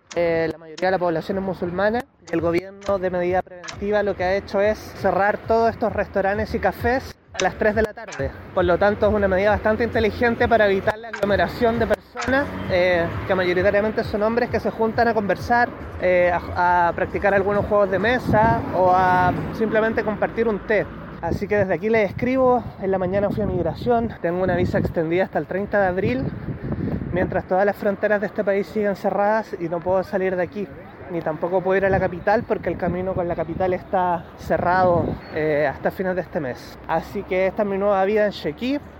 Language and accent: Spanish; Chile; moved away as an adult; also born or lived in Barcelona, Spain; soy periodista chileno